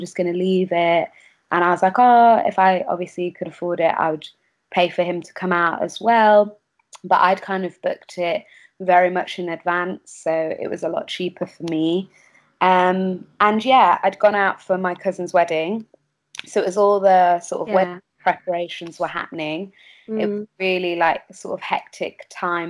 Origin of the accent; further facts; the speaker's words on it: Kendal, North West England, United Kingdom; moved away as an adult; now in London, United Kingdom; I grew up in Kendal, actually, in the Lake District.